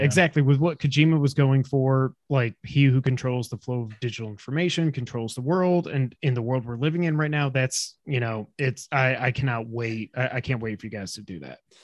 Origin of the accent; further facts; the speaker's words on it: New York, United States; now in Memphis, United States; we grew up in New York